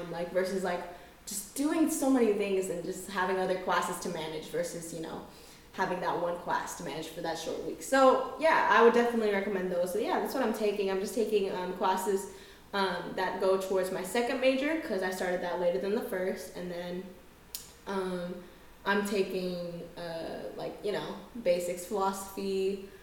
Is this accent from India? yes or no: no; Philippines; now in United States; I've heard of FSA because I am Filipino, and it was a big deal at UNT.